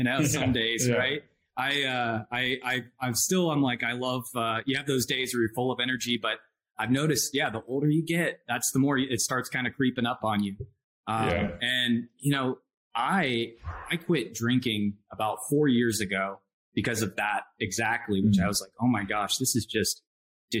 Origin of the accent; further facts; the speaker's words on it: Georgia, United States; I grew up in Georgia. So small town in Georgia.